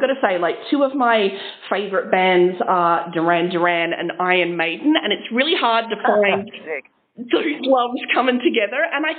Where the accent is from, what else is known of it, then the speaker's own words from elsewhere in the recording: Adelaide, South Australia, Australia; we're from Adelaide